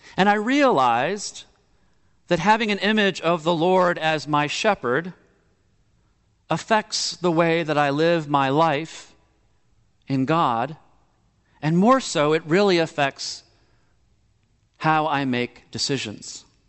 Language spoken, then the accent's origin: English; Miami, Florida, United States; moved away; growing up in Miami, Florida